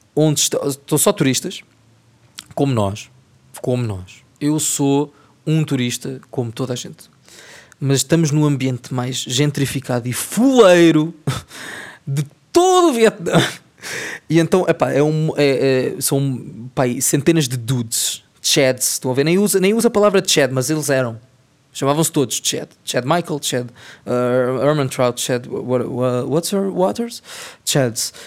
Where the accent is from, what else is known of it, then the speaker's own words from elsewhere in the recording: Portugal; nós em Portugal